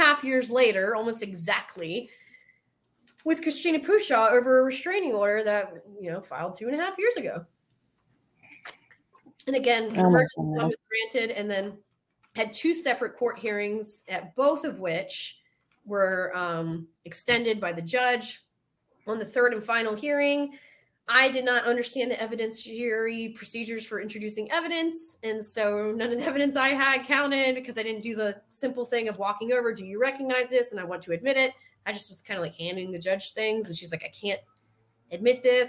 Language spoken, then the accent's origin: English; the South, United States; accent: Southern; My Southern accent